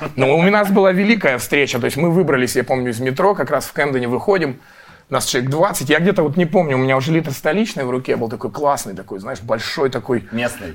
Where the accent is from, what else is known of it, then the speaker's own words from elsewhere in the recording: Russia; мы из России